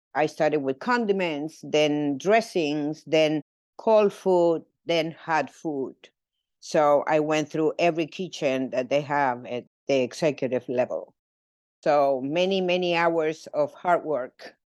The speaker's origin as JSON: {"language": "English", "region": "Mendoza", "country": "Argentina", "tie": "born or raised there", "moved": "as an adult", "said": "I was born in Mendoza, Argentina. Mendoza is the land of Malbec. Uh, so the eighty-five percent of the wine from Argentina comes from my hometown."}